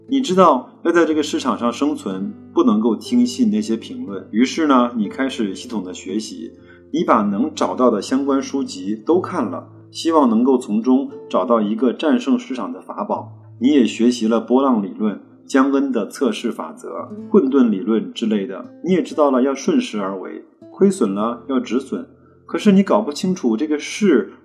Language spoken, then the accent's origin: Chinese; China; 我们中国人呢比较喜欢对号入座